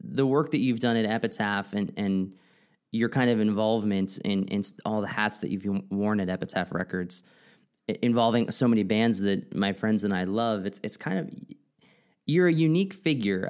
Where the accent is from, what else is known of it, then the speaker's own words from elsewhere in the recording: East Coast, United States; growing up on the East Coast